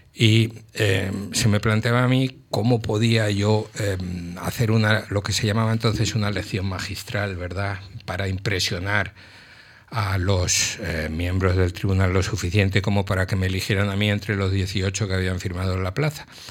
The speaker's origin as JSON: {"language": "Spanish", "town": "Madrid", "region": "Community of Madrid", "country": "Spain", "tie": "born or raised there", "also_born_or_lived": "Mallorca", "said": "yo nací en Madrid"}